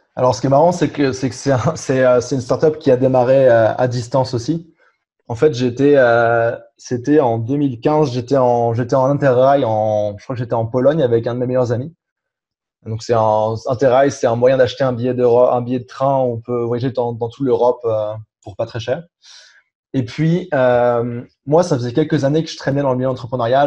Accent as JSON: {"language": "French", "country": "France", "tie": "born or raised there", "also_born_or_lived": "Germany / England", "moved": "as an adult", "lives_now": "Montreal, Canada", "said": "je suis rentré en France, j'avais 5 euh, ans. Donc entre 5 ans et 18 ans, j'ai fait le, le, cursus classique euh, français."}